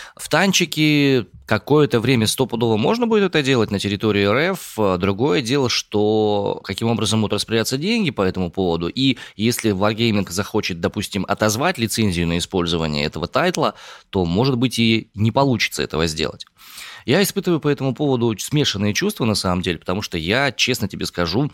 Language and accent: Russian; Omsk, Omsk Oblast, Russia; родом из Омска